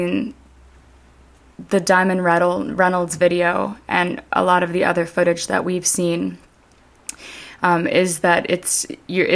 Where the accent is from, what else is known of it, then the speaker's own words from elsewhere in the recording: Canada; I was raised in Canada